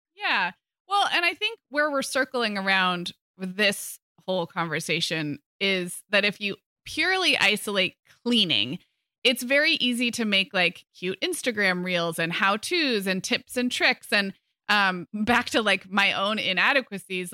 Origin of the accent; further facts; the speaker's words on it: California, United States; moved away as an adult; also born or lived in Chicago; when I moved from California to Chicago for college